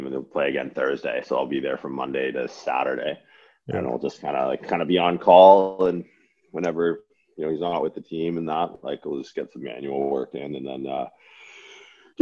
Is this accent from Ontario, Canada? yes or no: yes; Windsor, Ontario, Canada; I grew up in Windsor, Ontario for like most of my life